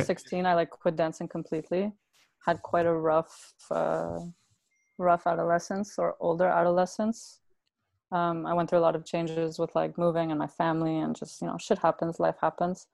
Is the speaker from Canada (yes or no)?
yes; Brampton, Ontario, Canada; moved away; I grew up in Brampton, mm-hmm. uh, and I lived there until I was about 14 years old.